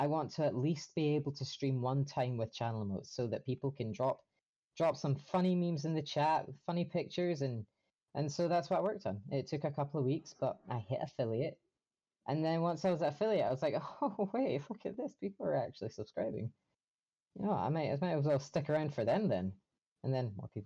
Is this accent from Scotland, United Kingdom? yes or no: yes; Scotland, United Kingdom; I'm from Scotland